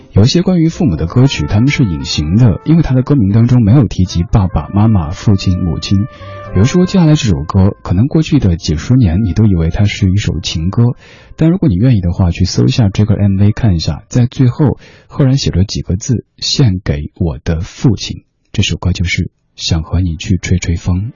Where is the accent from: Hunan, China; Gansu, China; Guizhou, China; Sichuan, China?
Sichuan, China; Chengdu; accent: Chengdu dialect; 我家乡话、成都话